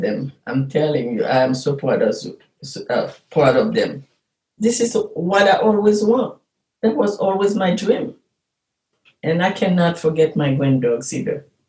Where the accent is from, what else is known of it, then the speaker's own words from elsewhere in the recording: Haiti; moved away as an adult; now in Chicago, United States; We are Haitian American.